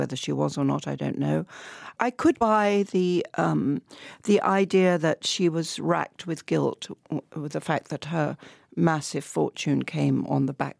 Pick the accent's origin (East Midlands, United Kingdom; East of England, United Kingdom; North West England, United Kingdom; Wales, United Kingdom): East of England, United Kingdom; Southend-on-Sea; You know, in my hometown, my wonderful hometown of Southend-on-Sea, we used to have a little fun fair.